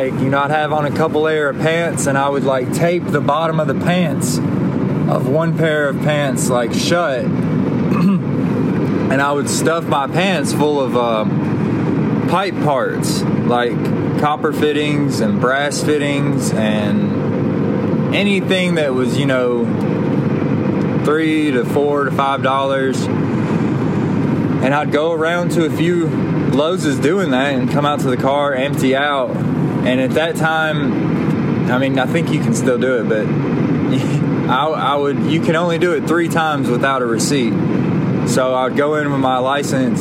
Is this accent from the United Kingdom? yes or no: no; Alabama, United States; also born or lived in Pontiac, Michigan; I moved down here to Alabama when I was a kid